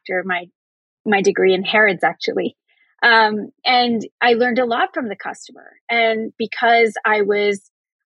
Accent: Canada; as a Canadian

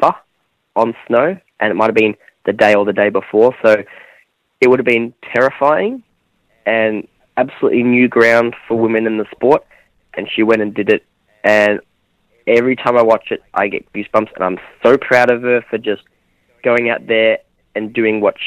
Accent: Australia; I'm Australian

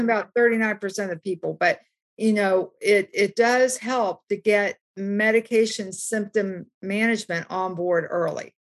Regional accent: West Virginia, United States; I grew up in West Virginia

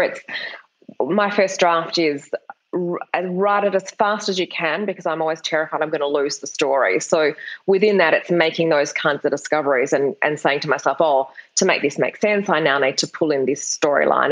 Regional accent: Perth, Western Australia, Australia; I'm from Perth in Australia. It's a really small capital city. And when I graduated from high school, there were no universities offering creative writing degrees.

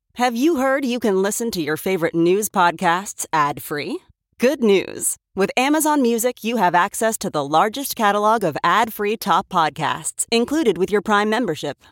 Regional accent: Northern Ireland, United Kingdom; I come from Northern Ireland

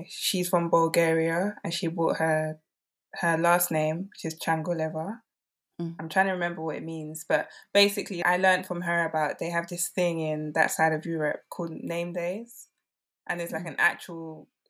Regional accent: Nigeria; I mean, especially being Nigerian, I assumed that I knew all there was to know about what it means to be Nigerian.

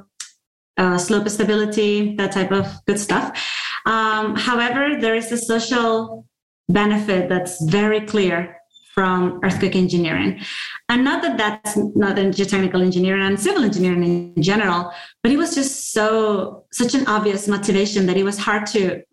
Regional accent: Venezuela; moved away as an adult; also born or lived in Virginia; I'm coming from Latin America

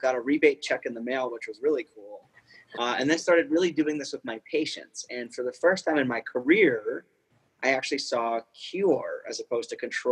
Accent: East Coast, United States; moved away; growing up on the East Coast

